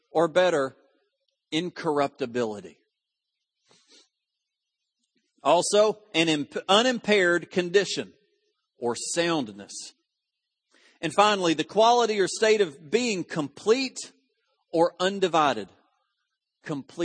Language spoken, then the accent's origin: English; United States; I was born in Putnam County